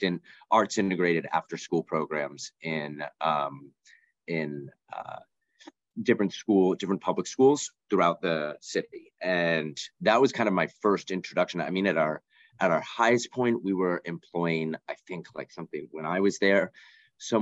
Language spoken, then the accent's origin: English; Gulf Coast of Florida, United States; moved away as an adult; also born or lived in New Orleans, Louisiana; now in Los Angeles, United States; I'm originally from Florida, from the Gulf Coast of Florida